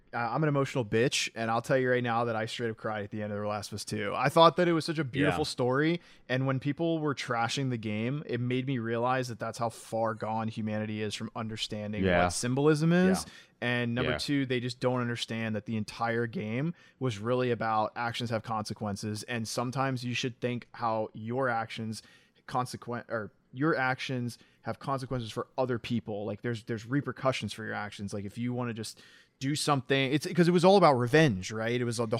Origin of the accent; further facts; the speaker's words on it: the South, United States; I'm super interested to see how he pulls off a Southern accent personally because I'm from the South.